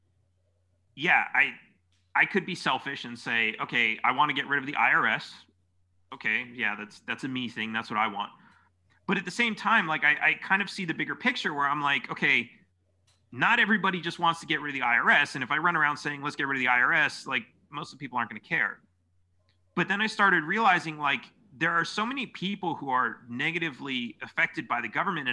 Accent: California, United States; I grew up in California

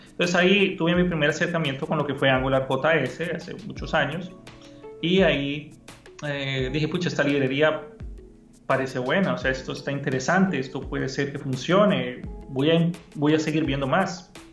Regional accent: Costa Rica; moved away; also born or lived in Honduras; yo soy de Costa Rica, pero viví muchos años en Honduras

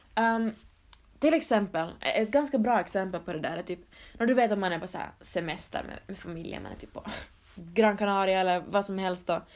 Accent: Finland; I Holland är jag ju den finska kusinen, jag är från Finland

